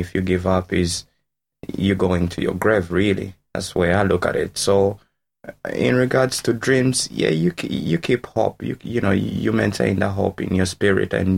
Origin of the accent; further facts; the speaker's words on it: Uganda; moved away as an adult; now in Waterford, Ireland; I'm Ugandan. Been in Waterford, I think, coming to 4 years, 9 years in Ireland